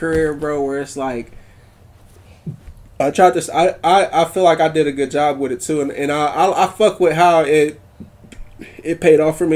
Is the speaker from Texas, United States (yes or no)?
yes; Fort Worth, Texas, United States; I'm from Fort Worth